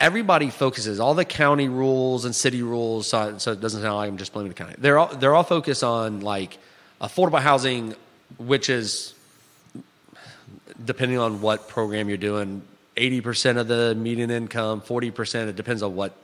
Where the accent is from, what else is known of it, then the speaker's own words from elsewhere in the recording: Florida, United States; moved away as an adult; also born or lived in Alabama; I grew up in Florida